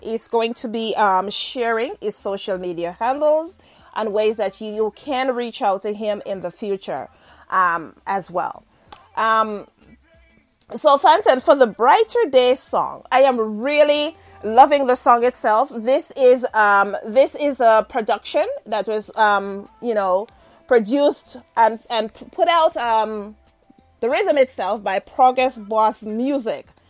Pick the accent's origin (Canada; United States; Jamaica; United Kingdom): Jamaica; I'm Jamaican.